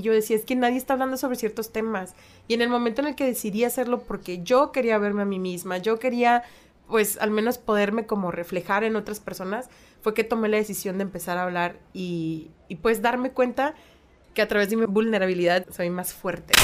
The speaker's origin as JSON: {"language": "Spanish", "country": "Mexico", "said": "las dos estamos viviendo, y somos mexicanas"}